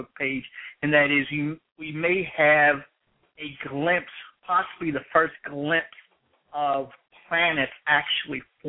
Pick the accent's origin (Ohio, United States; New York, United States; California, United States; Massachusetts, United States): Ohio, United States; Columbus; here in my hometown I have the great enjoyment of being able to go on campus at Ohio State